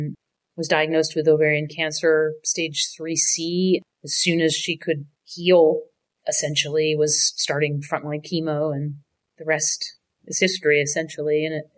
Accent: United States; moved away as an adult; also born or lived in Canada; now in New York, United States; I had moved from Canada. I'm American, but I'd lived up there working, playing music

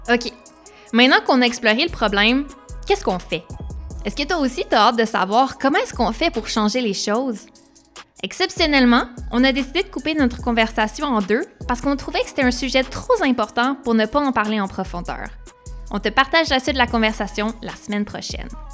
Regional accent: Montreal, Quebec, Canada; J'ai grandi à Montréal

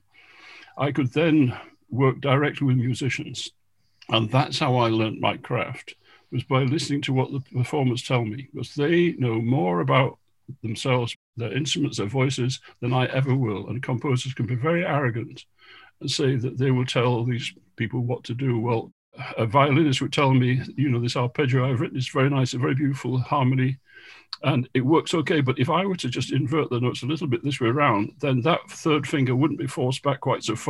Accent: Goole, Yorkshire and the Humber, United Kingdom; moved away; I came from Goole, where there was no live music of any professional level at all

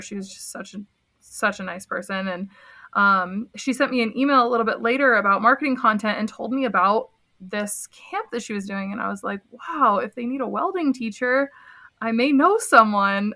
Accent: between Binghamton and Syracuse, upstate New York, United States; moved away as an adult; also born or lived in Black Hills, South Dakota; now in South Dakota, United States; I grew up in upstate New York, a small town between Binghamton and Syracuse.

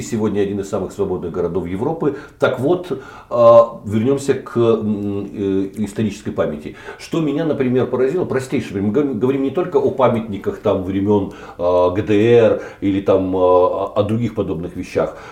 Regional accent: Kyiv, Ukraine; я киевлянин

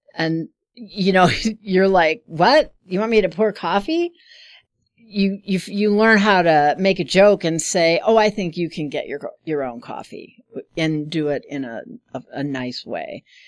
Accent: Chicago, Illinois, United States; moved away as an adult; now in Omaha, United States; I grew up in Chicago.

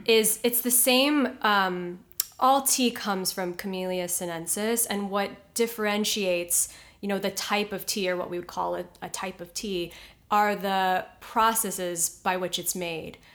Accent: Honolulu, Hawaii, United States; moved away as an adult; also born or lived in New York; now in Los Angeles, United States; I'm from Honolulu, Hawaii

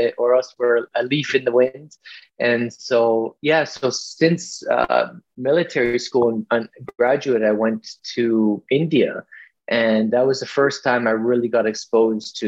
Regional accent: Vancouver, British Columbia, Canada; I grew up here in Vancouver, British Columbia.

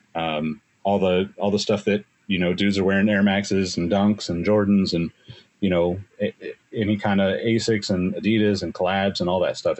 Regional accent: Sacramento, California, United States; I was living in Sacramento at the time, my hometown

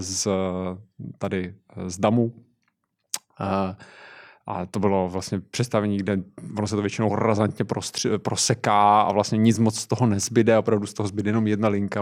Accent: near Zlín, Zlín Region, Czechia; já pocházím kousek od Zlína, takže v Městském divadle ve Zlíně jsem byl na R U R

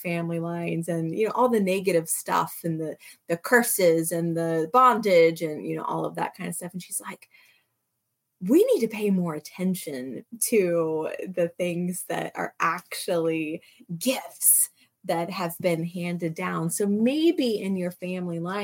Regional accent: United States; when you're American

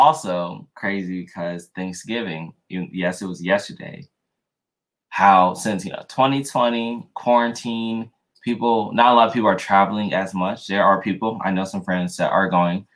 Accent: Louisiana, United States; moved away; I was born in Louisiana. So lived there, born and raised a little bit before I moved.

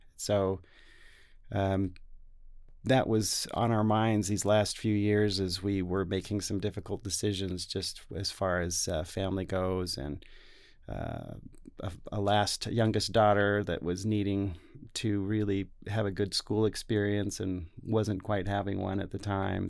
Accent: Salt Lake City, Utah, United States; also born or lived in Taiwan; here in Salt Lake City, so this is my hometown. I grew up on the, the west side

